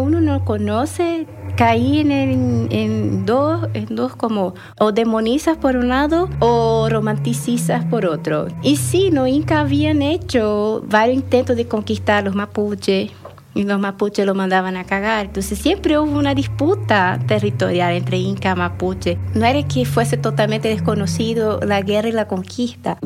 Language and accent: Spanish; Brazil; moved away; mi infancia en Brasil